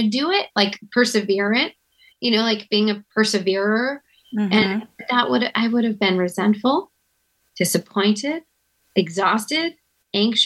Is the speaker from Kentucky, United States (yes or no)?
no; outside of Houston, Texas, United States; I grew up outside of Houston